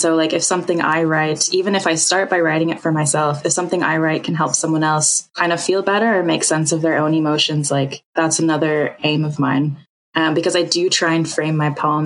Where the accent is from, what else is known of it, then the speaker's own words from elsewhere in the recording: United States; I'm American. So being from America